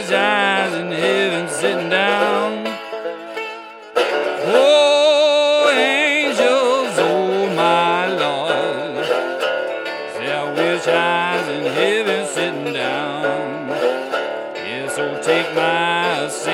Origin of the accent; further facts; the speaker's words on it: Hawaii, United States; moved away; also born or lived in New York; I grew up in Hawaii